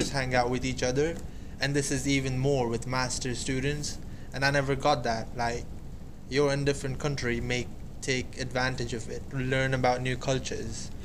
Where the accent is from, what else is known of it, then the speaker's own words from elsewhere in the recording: India; I am from India